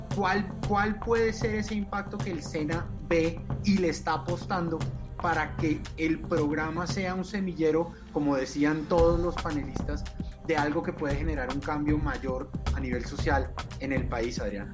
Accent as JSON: {"language": "Spanish", "country": "Colombia", "said": "como colombiano"}